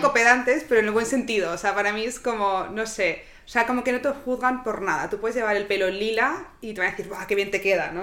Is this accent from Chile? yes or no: no; Barcelona, Catalonia, Spain; moved away